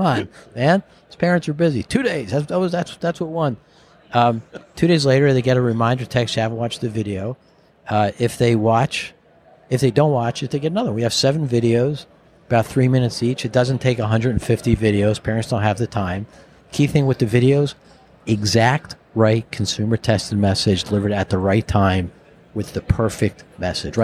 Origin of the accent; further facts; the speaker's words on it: New Jersey, United States; the guy from Jersey up here